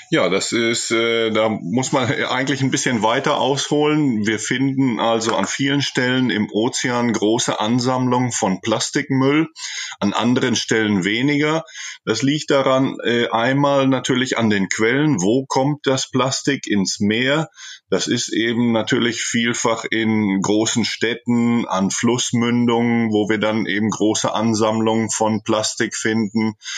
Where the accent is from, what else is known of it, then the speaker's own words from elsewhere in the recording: Germany; moved away as an adult; now in Chile; an meine Jugend in Deutschland, an meine Kindheit in Deutschland.